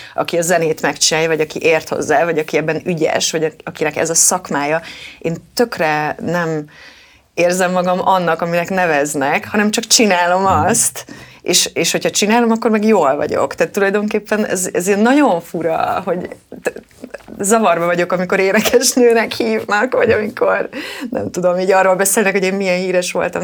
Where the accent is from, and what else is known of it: Kecskemét, Bács-Kiskun, Hungary